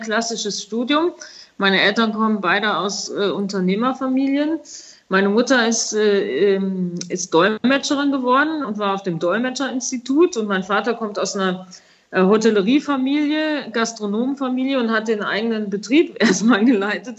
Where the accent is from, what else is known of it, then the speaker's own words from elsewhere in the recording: Bad Neuenahr-Ahrweiler, Rhineland-Palatinate, Germany; habe ich nach dem Abitur ein Praktikum gemacht bei Apollinaris. Das war nämlich in meinem Heimatort äh, damals angesiedelt